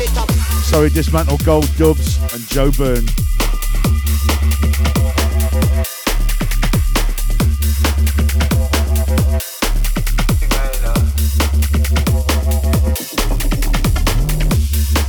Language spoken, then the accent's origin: English; Stoke-on-Trent, West Midlands, United Kingdom; moved away; I'm from Stoke originally.